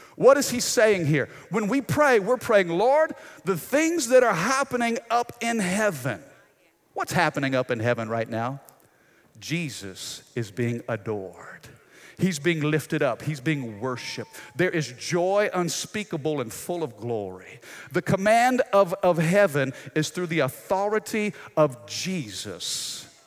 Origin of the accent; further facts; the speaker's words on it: United States; as American citizens